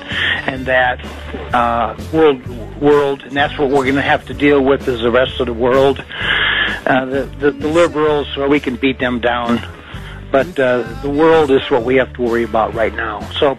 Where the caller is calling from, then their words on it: West Park, United States; from West Park, and I'm in for Pompeo.